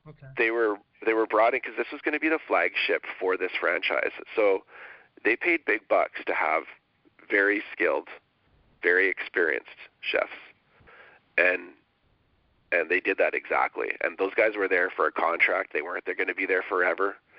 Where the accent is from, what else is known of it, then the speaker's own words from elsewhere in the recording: Winnipeg, Manitoba, Canada; moved away as an adult; also born or lived in Ottawa; I'm you know from Winnipeg. I packed my bags and threw everything in the car and kind of hit Ottawa